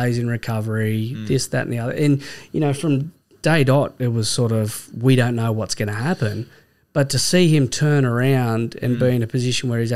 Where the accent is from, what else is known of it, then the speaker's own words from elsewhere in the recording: Penrith, New South Wales, Australia; growing up in Penrith